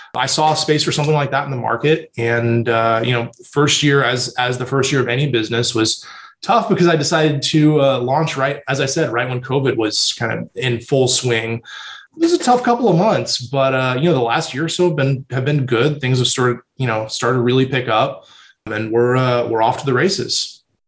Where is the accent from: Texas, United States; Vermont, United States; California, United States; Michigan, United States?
Texas, United States; San Antonio; also born or lived in Austin, Texas / New York City; I grew up in San Antonio, born and raised